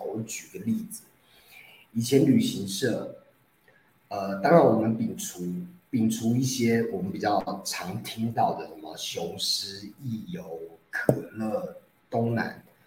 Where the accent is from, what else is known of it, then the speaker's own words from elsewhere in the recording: Taiwan; 我们在台湾疫情没有那么严重